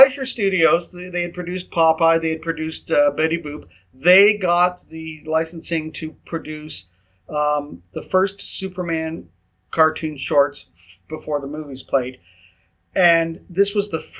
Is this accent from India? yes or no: no; Canada; accent: Canadian English; first language English; I don't speak another language other than Canadian English